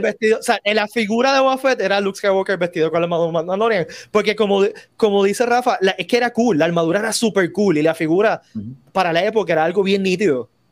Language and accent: Spanish; Puerto Rico